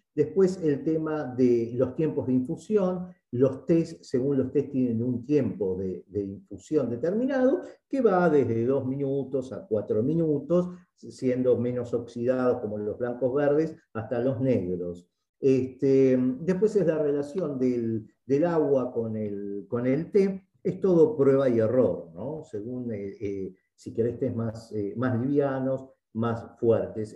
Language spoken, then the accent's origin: Spanish; Argentina